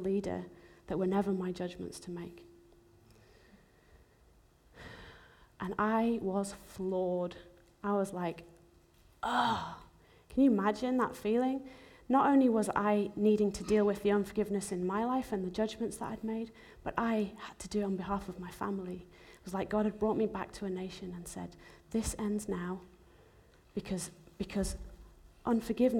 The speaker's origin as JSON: {"language": "English", "country": "Zimbabwe", "tie": "born or raised there", "also_born_or_lived": "England / America", "moved": "yes", "said": "I was actually born in Zimbabwe. It's where my whole family were from"}